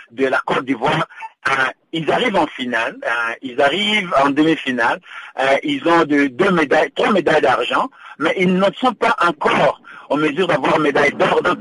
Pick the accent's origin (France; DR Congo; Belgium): DR Congo; Je suis congolais d'origine